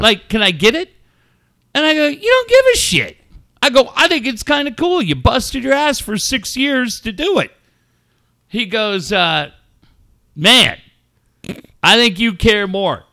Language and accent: English; Minneapolis, Minnesota, United States; Growing up in Minneapolis, I lived in an apartment complex